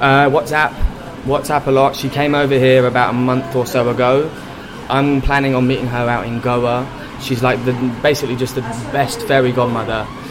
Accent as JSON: {"language": "English", "region": "London", "country": "United Kingdom", "tie": "born or raised there", "said": "I grew up in London, in North London"}